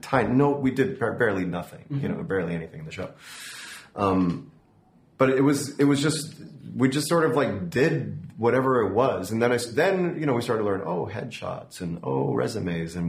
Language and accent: English; outside Chicago, Illinois, United States; I grew up outside Chicago